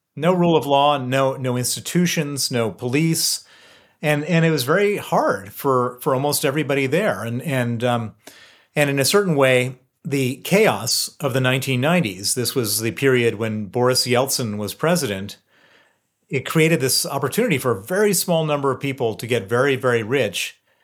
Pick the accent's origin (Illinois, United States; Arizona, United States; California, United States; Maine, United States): Illinois, United States; Chicago; moved away as an adult; also born or lived in Princeton, New Jersey / Moscow, Russia / London; I grew up in, in Chicago, born in Princeton, New Jersey